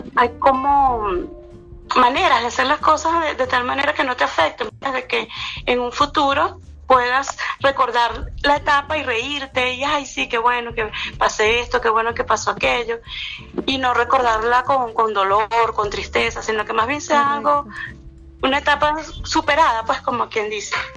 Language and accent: Spanish; Venezuela; soy venezolana